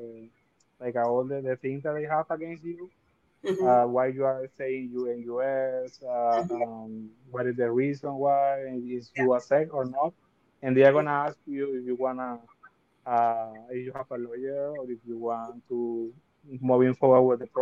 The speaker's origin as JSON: {"language": "English", "country": "Venezuela", "tie": "born or raised there", "second_language": "English", "moved": "as an adult", "lives_now": "United States", "said": "I born in Venezuela and I came to US"}